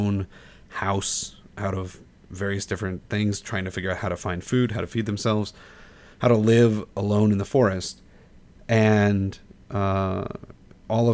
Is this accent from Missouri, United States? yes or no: yes; St. Louis, Missouri, United States; We're both from St. Louis